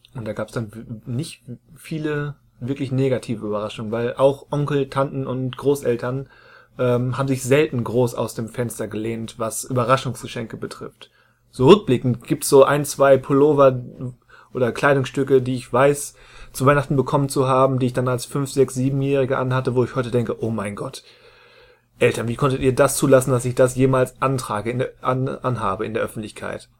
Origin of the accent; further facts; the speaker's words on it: Rheda-Wiedenbrück, North Rhine-Westphalia, Germany; in meiner Heimatstadt Reda Wiedenbrück